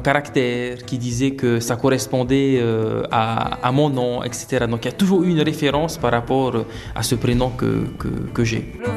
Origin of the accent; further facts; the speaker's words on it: Windward Islands, French Polynesia; also born or lived in Austral Islands; j'ai grandi sur euh, Tahiti, sur l'île de Tahiti, l'île principale, mais j'ai également vécu dans les archipels des îles australes